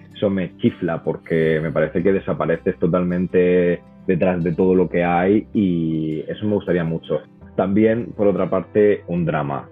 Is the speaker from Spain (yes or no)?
yes; Murcia, Region of Murcia, Spain; moved away as an adult; also born or lived in United States / Dublin, Ireland; now in Madrid, Spain; yo estudié traducción e interpretación en la Universidad de Murcia, como te has dicho, de donde vengo